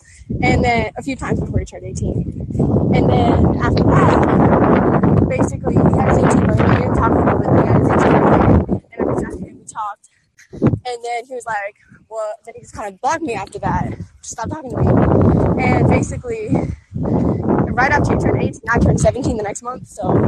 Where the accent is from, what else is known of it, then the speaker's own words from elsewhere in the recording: East Chicago, Indiana, United States; born there; now in St. Louis, United States; No, I was born in East Chicago.